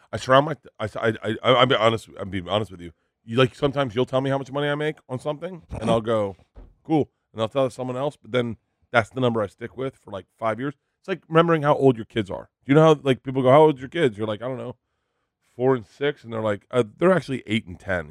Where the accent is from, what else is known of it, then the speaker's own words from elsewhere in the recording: Florida, United States; growing up in Florida